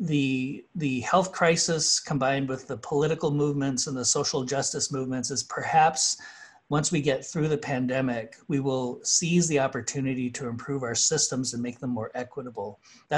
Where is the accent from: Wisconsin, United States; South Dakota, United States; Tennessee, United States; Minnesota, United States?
South Dakota, United States; Kyle; My hometown in Kyle, South Dakota is 90 miles away from the nearest supermarket.